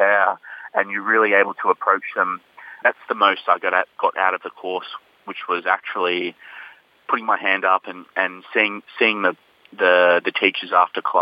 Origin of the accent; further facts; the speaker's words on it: Coffs Harbour, New South Wales, Australia; moved away as an adult; now in Sydney, Australia; I'm originally from Coffs Harbour. I grew up in Coffs Harbour. And I moved down to Sydney when I got accepted into AFTRS